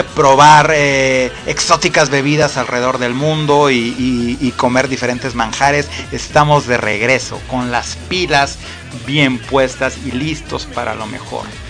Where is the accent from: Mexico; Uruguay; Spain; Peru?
Mexico; Esto no me define como mexicano